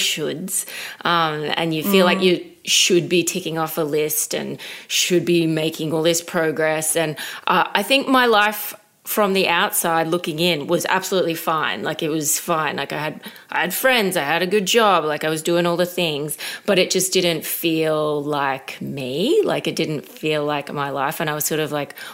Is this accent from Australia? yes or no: yes; Brisbane, Queensland, Australia; I was living in Brisbane at the time. That's where I'm from